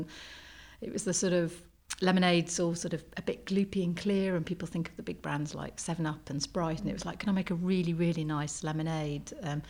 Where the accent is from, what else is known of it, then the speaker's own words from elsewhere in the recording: South Wales, United Kingdom; I grew up in the Wye Valley in South Wales. My grandparents lived in the same village